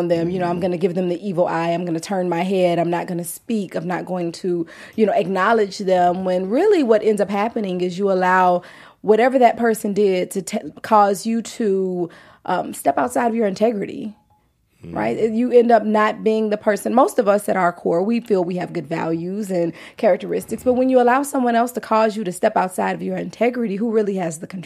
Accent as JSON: {"language": "English", "region": "Louisiana", "country": "United States", "moved": "yes", "lives_now": "Los Angeles, United States", "said": "even though I'm in LA, I'm from Louisiana"}